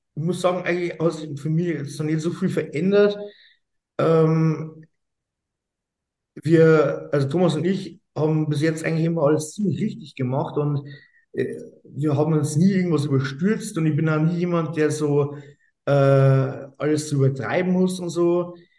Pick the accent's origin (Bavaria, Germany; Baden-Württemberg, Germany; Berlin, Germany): Bavaria, Germany; Straubing; ich komme aus Straubing